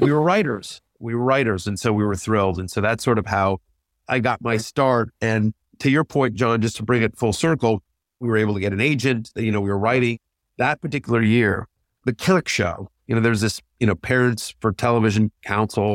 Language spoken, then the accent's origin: English; College Station, Texas, United States; moved away as an adult; I grew up in College Station, Texas